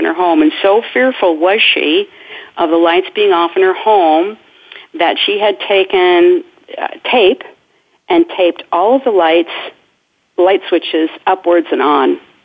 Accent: Indiana, United States; in Indiana, in my home state

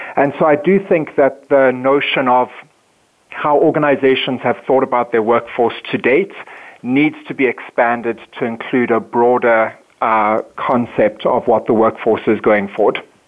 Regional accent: South Africa; moved away as an adult; now in Minneapolis, United States; I come from South Africa, born and raised, and moved to the um, States in 2005.

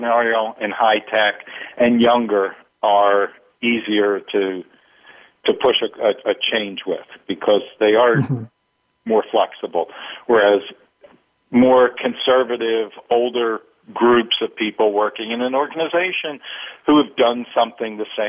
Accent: East Coast, United States; now in West Coast, United States; I grew up on the East Coast and live on the West Coast now

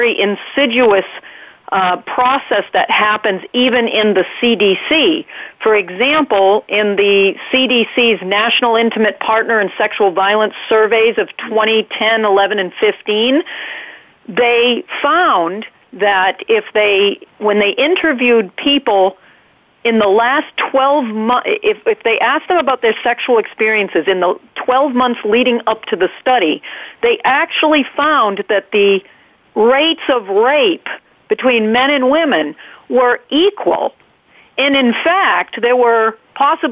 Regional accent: New England, United States; accent: New England; you hear my New England accent there

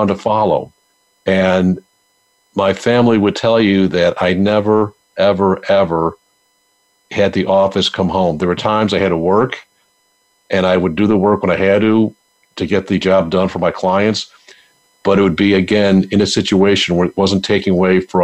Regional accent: Buffalo, New York, United States; moved away; I'm from Buffalo, New York. Big Buffalo Bills fan

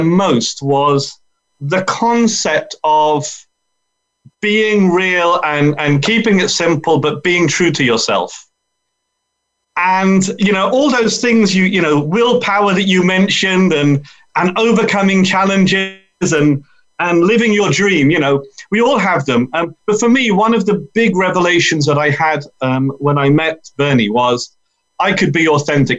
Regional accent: London, United Kingdom; I'm from London.

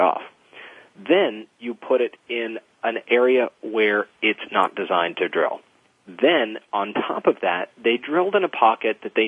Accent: Louisiana, United States; now in California, United States; I grew up in Louisiana and in and around the Gulf Coast

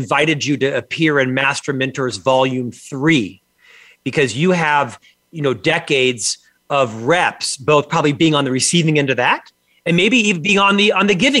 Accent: Orlando, Florida, United States; They live in the same home I was raised in Orlando, Florida

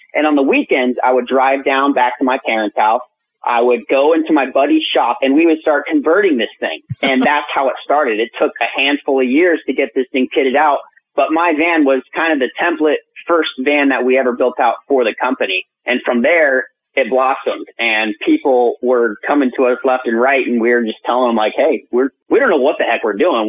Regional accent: Central California, United States; also born or lived in Bay Area; I'm from Central California.

